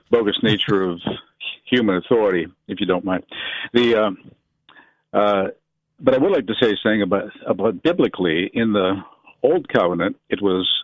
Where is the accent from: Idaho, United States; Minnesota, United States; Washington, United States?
Idaho, United States; I'm from Idaho